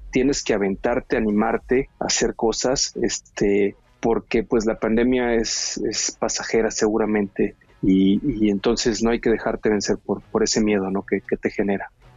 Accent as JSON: {"language": "Spanish", "region": "Veracruz", "country": "Mexico", "tie": "born or raised there", "said": "soy originario de Veracruz"}